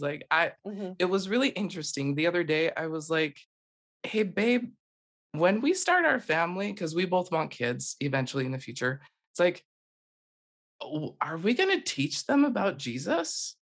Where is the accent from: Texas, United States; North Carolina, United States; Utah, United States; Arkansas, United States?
Utah, United States; I am originally from Utah and um, I was born and raised